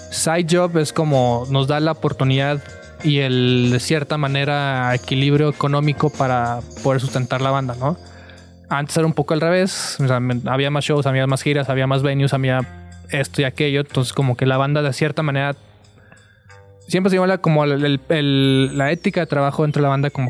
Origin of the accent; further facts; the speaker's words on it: Tijuana, Baja California, Mexico; Perdón, soy de Tijuana, entonces todavía tengo problema de diferenciar entre satélite y Ciudad de México.